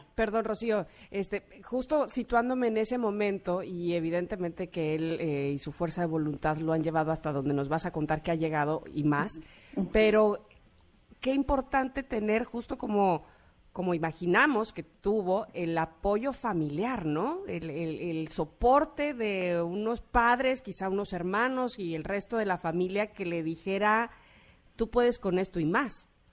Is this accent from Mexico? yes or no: yes; Mexico; como mexicanos